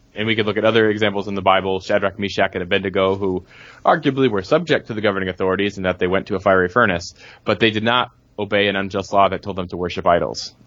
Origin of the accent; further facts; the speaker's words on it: United States; as Americans, as American Christians